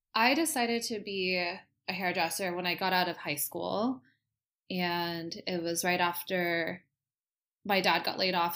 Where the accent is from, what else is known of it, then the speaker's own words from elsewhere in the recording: Costa Mesa, California, United States; I am from Costa Mesa, and I am a hairdresser